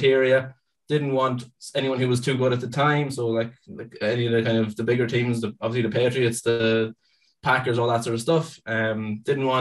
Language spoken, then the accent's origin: English; Ireland; I am from Ireland.